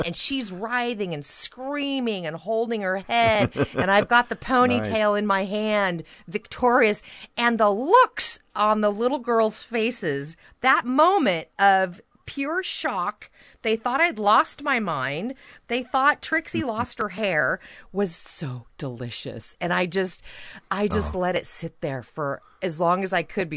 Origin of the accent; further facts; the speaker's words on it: Napa, California, United States; I grew up in Napa, California